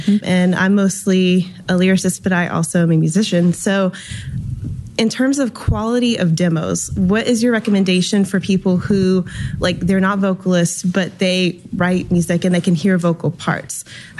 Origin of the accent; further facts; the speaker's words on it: South Louisiana, United States; I'm from South Louisiana.